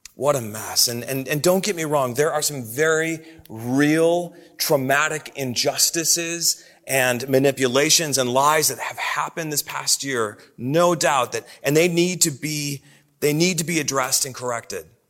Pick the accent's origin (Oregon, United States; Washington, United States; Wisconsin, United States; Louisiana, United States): Wisconsin, United States; Oshkosh; moved away; when I was a kid growing up in the Midwest. I, I lived in the city of Oshkosh, Wisconsin.